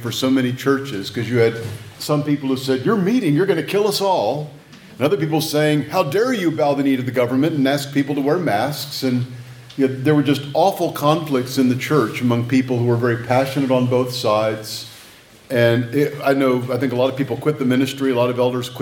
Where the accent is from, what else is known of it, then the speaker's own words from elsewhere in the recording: Texas, United States; moved away as an adult; now in North Carolina, United States; I'm a Texan living in exile, and so I flash Whataburger stuff to indicate my loyalty more to my home state